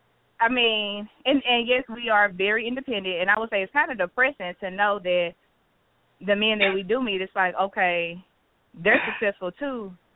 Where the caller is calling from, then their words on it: St. Louis, Missouri, United States; I'm calling from St. Louis.